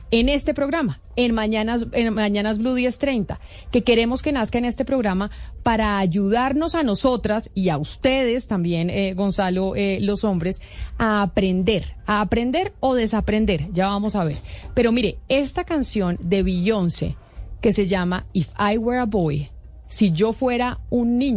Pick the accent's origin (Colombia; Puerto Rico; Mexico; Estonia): Colombia; accent: Colombian; nos deja a todos con nuestro acento colombiano.